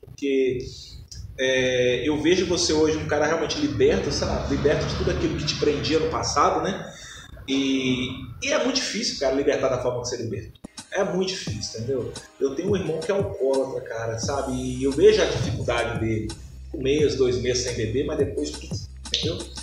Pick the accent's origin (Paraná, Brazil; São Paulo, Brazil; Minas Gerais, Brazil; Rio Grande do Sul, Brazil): Minas Gerais, Brazil; Betim; eu originalmente eu sou do Romero Gil, represento o Romero Gil. Hoje eu moro no Ponte Alta, mas a quebrada que eu defendo aí é o Romero. É a quebrada que eu cresci